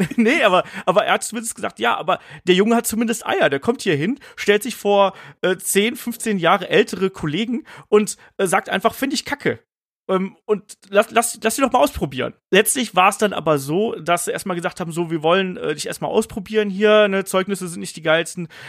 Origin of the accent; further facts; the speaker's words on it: a village about 50 km from Cologne, western Germany, Germany; ich bin ja im Westen Deutschlands irgendwie groß geworden, auf dem Dorf